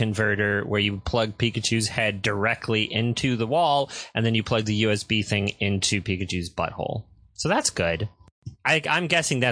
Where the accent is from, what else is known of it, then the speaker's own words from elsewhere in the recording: United States; I'm an American.